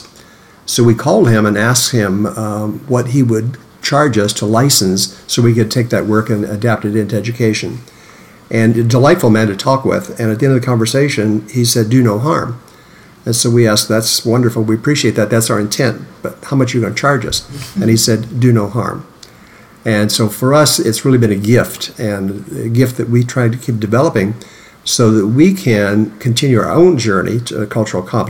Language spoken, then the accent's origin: English; Illinois, United States; I started as a history teacher in Illinois, my home state